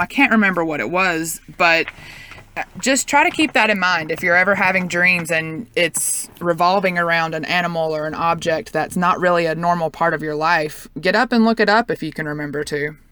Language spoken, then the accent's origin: English; Southeast, United States; I grew up in the Southeast